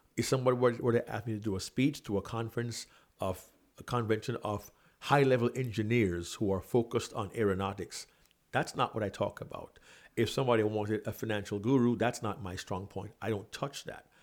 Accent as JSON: {"language": "English", "town": "Kingston", "country": "Jamaica", "tie": "born or raised there", "also_born_or_lived": "New York City", "moved": "as an adult", "said": "I was born and raised in Kingston, Jamaica"}